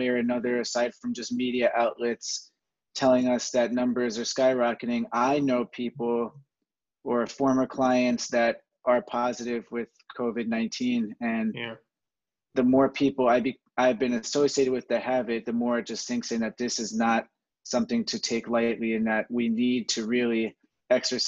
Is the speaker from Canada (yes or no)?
no; Jersey Shore, New Jersey, United States; I'm a kid from the Jersey Shore.